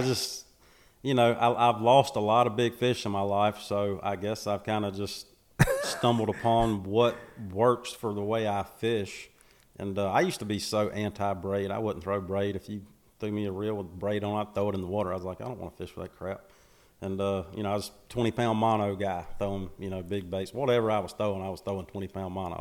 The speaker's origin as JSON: {"language": "English", "town": "Macon", "region": "Georgia", "country": "United States", "tie": "born or raised there", "said": "born and raised in Macon, Georgia"}